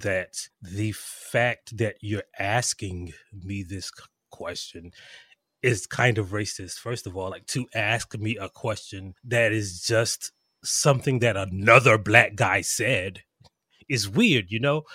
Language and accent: English; South Carolina, United States; I am actually from South Carolina